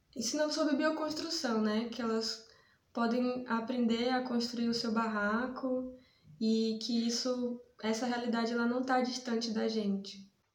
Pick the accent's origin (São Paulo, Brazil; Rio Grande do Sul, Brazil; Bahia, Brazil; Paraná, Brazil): Bahia, Brazil; interior of; now in Salvador, Brazil; eu sou do interior da Bahia, eu moro em Salvador, mas sou do interior da Bahia